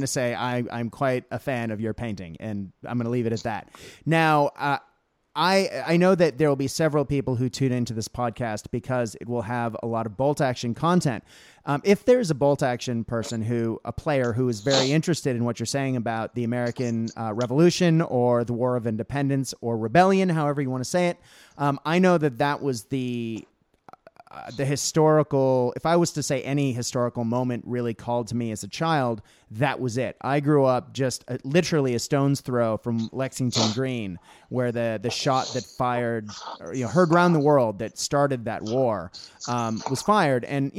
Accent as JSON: {"language": "English", "country": "Australia", "said": "And as an Australian school teacher, I do occasionally read the book Johnny Tremaine to my class, so they get to see another side of British history."}